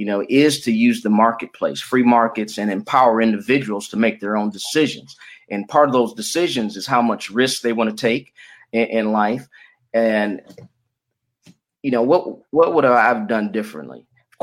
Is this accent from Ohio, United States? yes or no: no; Detroit, Michigan, United States; born there; also born or lived in Florida; And I was born in Detroit. I finished high school in Florida, got my college degree from Morehouse College